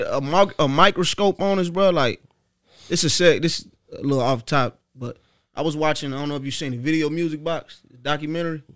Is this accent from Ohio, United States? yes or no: yes; Dayton, Ohio, United States; born or raised there; also born or lived in Cincinnati, Ohio